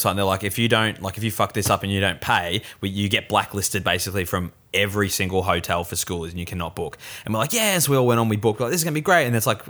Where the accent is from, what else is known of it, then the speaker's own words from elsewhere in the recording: Mornington Peninsula, Victoria, Australia; I grew up on the Mornington Peninsula and there's a town called Rye.